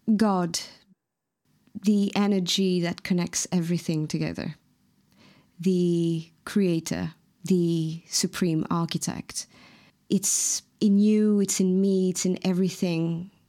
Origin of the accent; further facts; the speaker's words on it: Mauritius; first language Mauritian Creole; English is a second language; moved away; my mother tongue, the Mauritian Creole